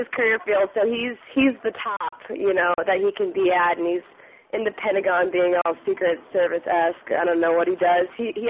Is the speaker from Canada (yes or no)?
no; Germany; I grew up in Germany pretty much for like, you know, 6 years, I guess, 5-6 years